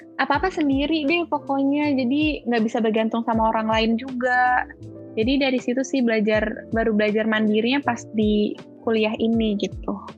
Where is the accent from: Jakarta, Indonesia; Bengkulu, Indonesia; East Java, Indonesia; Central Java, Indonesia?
Jakarta, Indonesia; moved away as an adult; now in Malang, Indonesia; Aku asli Jakarta, cuman emang keluarga tuh kebanyakan di Surabaya